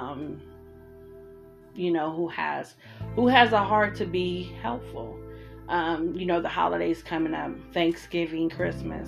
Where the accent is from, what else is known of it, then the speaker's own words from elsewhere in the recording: Columbus, Ohio, United States; moved away as an adult; now in Arizona, United States; I'm from Columbus, Ohio